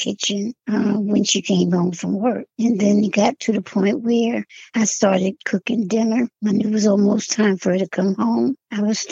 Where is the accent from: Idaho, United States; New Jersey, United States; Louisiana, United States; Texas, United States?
New Jersey, United States; Plainfield; also born or lived in Elizabeth, New Jersey / Harlem, New York; now in Virginia Beach, United States; Then I went to Plainfield, New Jersey and did my childhood years growing up and helping my father with his store